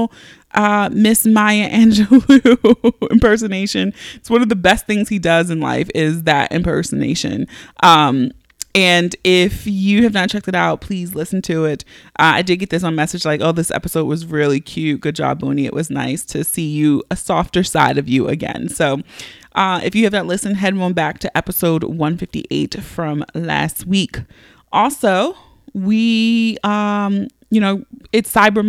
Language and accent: English; Baltimore, Maryland, United States; accent: Philly/Baltimore; I'm from Baltimore.